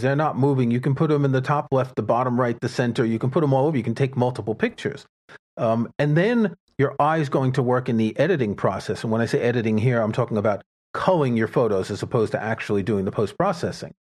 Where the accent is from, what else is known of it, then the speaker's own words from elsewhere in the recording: New York City, New York, United States; I grew up in New York City